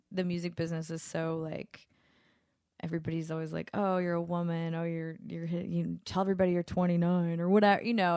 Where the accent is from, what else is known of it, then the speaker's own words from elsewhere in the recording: Louisiana, United States; moved away; my hometown, um, 'cause I'm from Louisiana